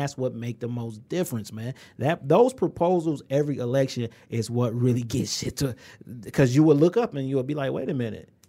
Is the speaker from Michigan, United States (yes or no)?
yes; Inkster, Michigan, United States; we come from Engster. Population, twenty-eight thousand.